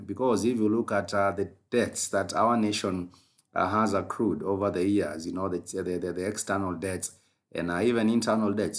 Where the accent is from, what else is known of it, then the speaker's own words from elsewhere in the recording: Kenya; as a Kenyan podcaster